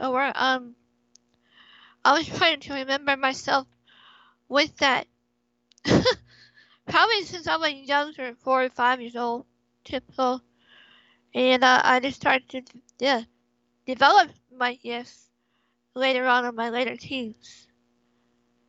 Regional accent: California, United States; I was born and raised here in California.

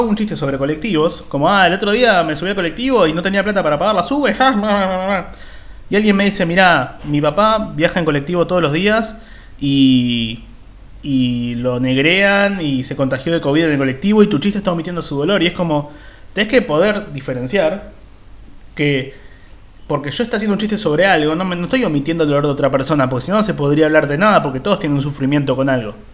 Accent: Liniers, Buenos Aires, Argentina; Yo, yo soy de Liniers, así que yo sería la vaca de Liniers.

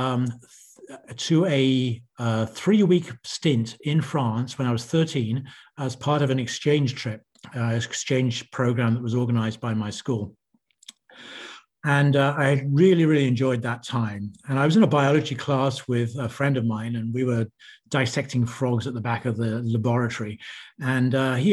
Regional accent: United Kingdom; moved away as an adult; As you can hear from my accent, I'm from the UK originally

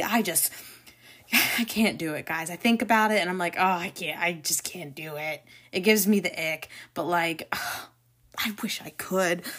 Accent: Jacksonville, Florida, United States; the rest of our family has born and raised in Jacksonville, and a lot of them stayed here

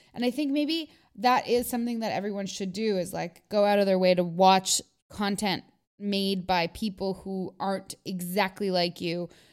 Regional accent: Canada; I've been so, you know, like, Americanized in my, i, in the fact of growing up here.

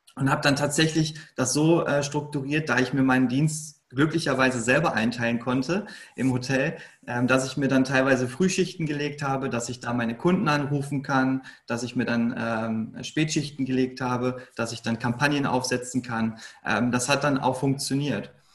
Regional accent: Lünen, North Rhine-Westphalia, Germany; Ich komme aus Lünen. Ähm, das ist in Nordrhein-Westfalen, eigentlich so mitten aus dem Ruhrpott, kann man sagen.

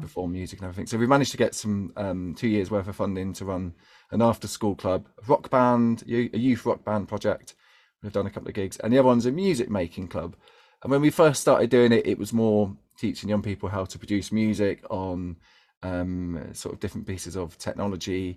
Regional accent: London, United Kingdom; I grew up in East London

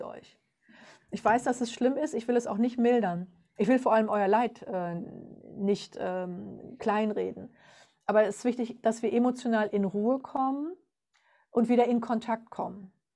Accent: Germany; bei uns in Deutschland

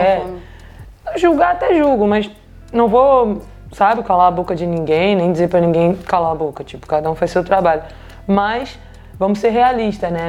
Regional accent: Rio de Janeiro, Brazil; now in Copenhagen, Denmark; de onde eu vim do Rio de Janeiro

